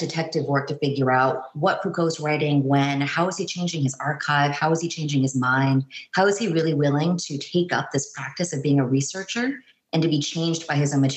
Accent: San Francisco Bay Area, California, United States; also born or lived in New York / Boston; now in Houston, United States; I'm from the San Francisco Bay Area

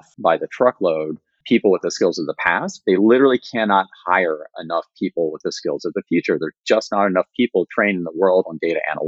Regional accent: West Virginia, United States; moved away; When I was growing up in West Virginia in the 80s, it was a pretty vibrant economy

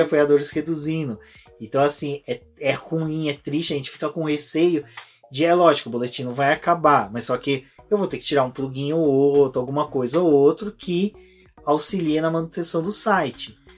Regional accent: Brazil; a gente é brasileiro, latino

